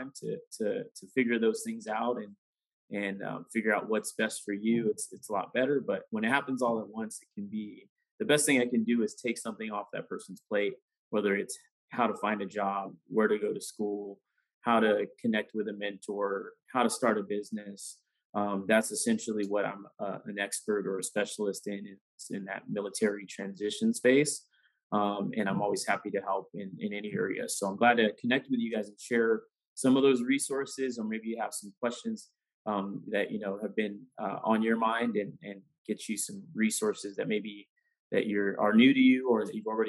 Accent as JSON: {"language": "English", "town": "San Diego", "region": "California", "country": "United States", "tie": "born or raised there", "said": "So I grew up in San Diego."}